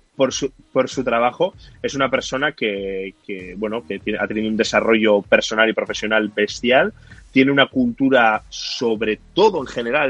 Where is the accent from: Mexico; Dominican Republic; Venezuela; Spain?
Spain; Bilbao, Basque Country; somos de Bilbao